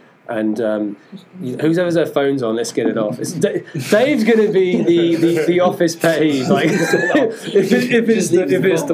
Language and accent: English; London, United Kingdom; moved away; I am from London, England. That's why I've got a funny accent as well.